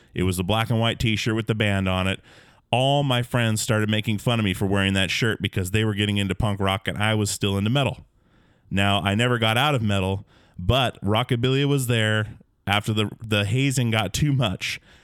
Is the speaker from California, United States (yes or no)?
no; Alaska, United States; growing up in Alaska